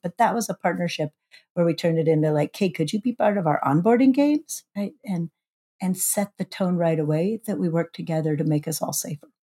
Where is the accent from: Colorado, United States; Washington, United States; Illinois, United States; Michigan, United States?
Washington, United States; Shoreline; now I'm the H R Director for the City of Shoreline, my hometown